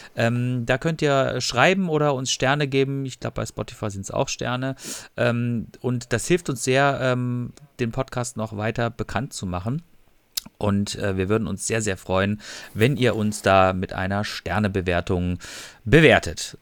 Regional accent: Freiburg im Breisgau, Baden-Württemberg, Germany; also born or lived in Ruhr area; ich bin ja, komme ja aus Freiburg, ich mag ja Freiburg

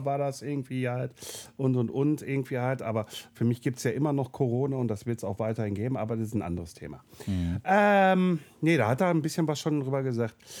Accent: Ruhr area, North Rhine-Westphalia, Germany; hier bei uns im Ruhrpott

